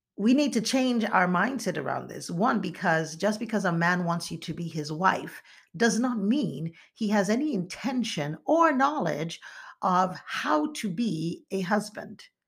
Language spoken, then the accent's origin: English; eastern Nigeria, Nigeria; moved away; also born or lived in United States; I am from the eastern part of Nigeria